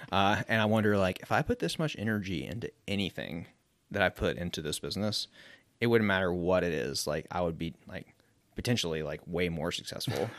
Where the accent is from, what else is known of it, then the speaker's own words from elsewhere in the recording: Mobile, Alabama, United States; moved away as an adult; now in Asheville, United States; I grew up on the Gulf Coast in Mobile, Alabama. Um, and I moved here when I was eighteen to ride mountain bikes.